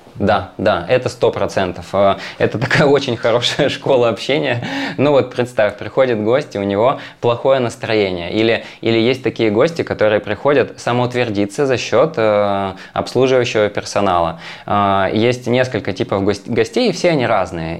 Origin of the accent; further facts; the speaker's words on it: Magadan, Magadan Oblast, Russia; moved away; Я из Магадана, я вырос в Магадане